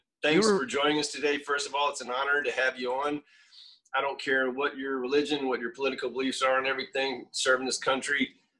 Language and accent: English; Florida, United States; I'm growing up in Florida.